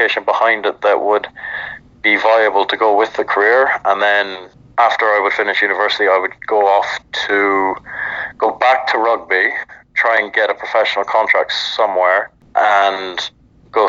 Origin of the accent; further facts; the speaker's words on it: Ireland; moved away as an adult; now in Houston, United States; As an Irishman